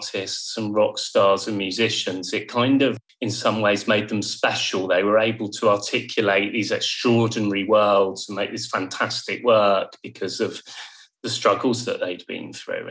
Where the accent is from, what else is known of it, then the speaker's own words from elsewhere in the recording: Bournemouth, South West England, United Kingdom; moved away as an adult; also born or lived in Yorkshire; I moved away from home, very far away. I went to the Yorkshire Sculpture Park to study art. And I'm from Bournemouth, so it couldn't be further.